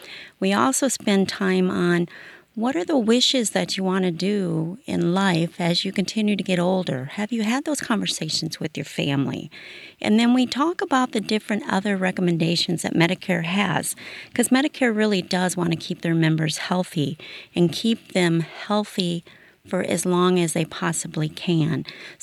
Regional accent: Illinois, United States; I've always been a rural person. I'm born and raised in Iroquois County, and that's where I still live.

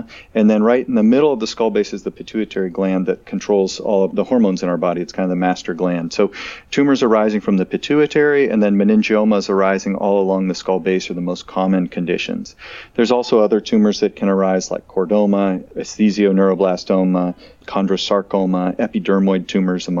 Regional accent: Indianapolis, Indiana, United States; moved away as an adult; also born or lived in Pittsburgh, Pennsylvania / Portland, Oregon / San Francisco, California; now in Chicago, United States; I grew up in Indianapolis, just south of Chicago there

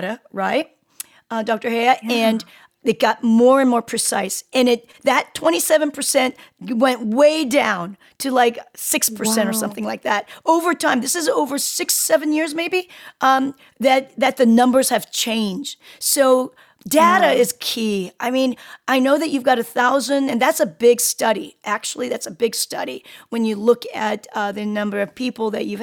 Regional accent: South Korea; I was born in Korea. Both my parents are Korean

